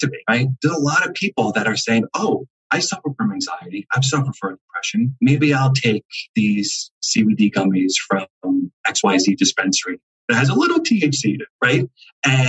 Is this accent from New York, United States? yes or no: yes; New York City, New York, United States; moved away as an adult; now in New Jersey, United States; I'm born and raised in Staten Island, New York. So I'm a New Yorker. I lived there for 27 years. I defected to New Jersey